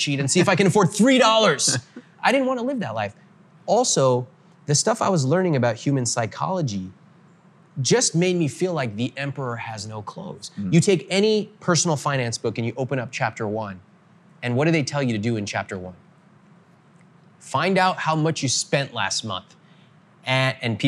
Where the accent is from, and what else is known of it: Northern California, United States; born or raised there